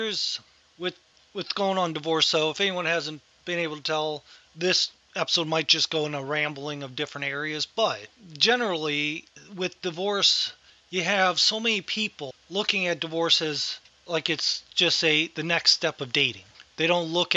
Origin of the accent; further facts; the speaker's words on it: Ohio, United States; growing up in Ohio